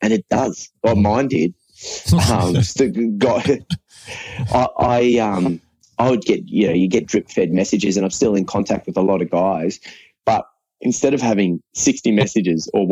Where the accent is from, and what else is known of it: Australia; born or raised there; also born or lived in Irvine, Scotland